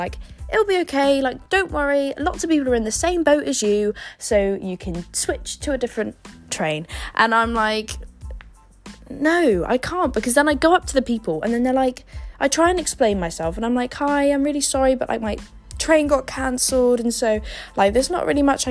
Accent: Yeovil, South West England, United Kingdom; moved away as an adult; now in London, United Kingdom; I travel to and from Yeovil relatively often

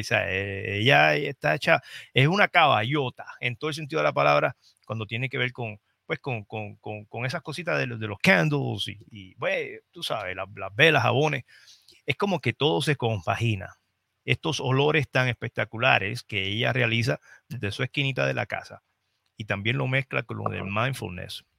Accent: Trujillo Alto, Puerto Rico; moved away; visitar mi pueblo

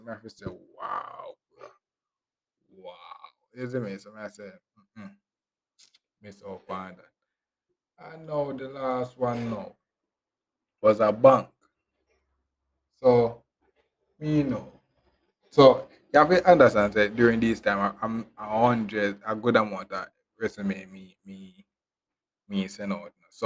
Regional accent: Westmoreland, Jamaica; I'm from Westmoreland, I come from to Kingston.

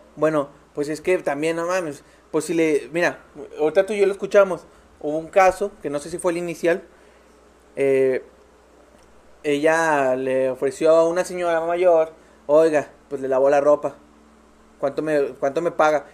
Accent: Mexico; also born or lived in Mazatlán

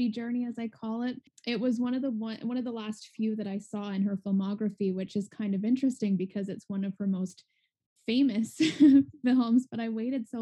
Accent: Ontario, Canada; am from Ontario, Canada

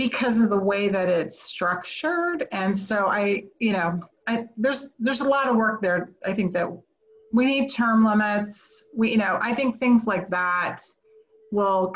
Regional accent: United States; I as an American

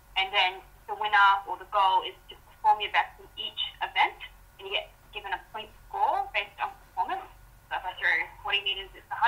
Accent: Townsville, Queensland, Australia; See, where I'm from, so I'm from Townsville.

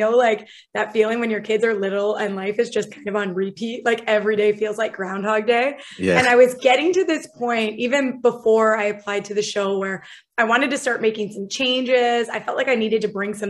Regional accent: LaSalle, Ontario, Canada; moved away as an adult; I was born in LaSalle, Ontario. I was raised in LaSalle, Ontario.

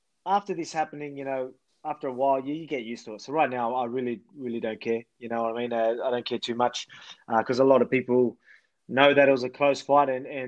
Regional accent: Australia; my country.

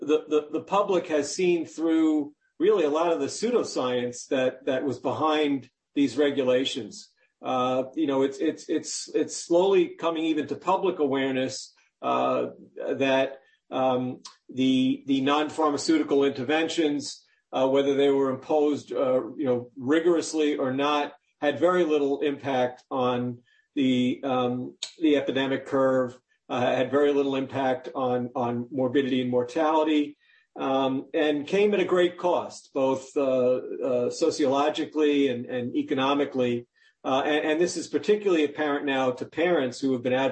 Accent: New York, United States; I grew up in New York

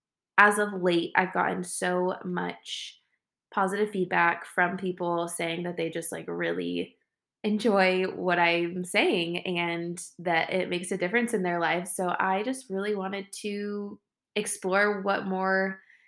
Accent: Northern California, United States; I'm from Northern California

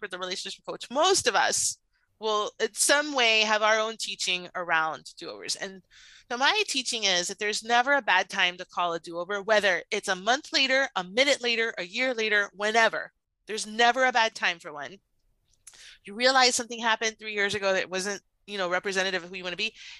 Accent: Puerto Rico; I'm Cuban American. I was born in Puerto Rico.

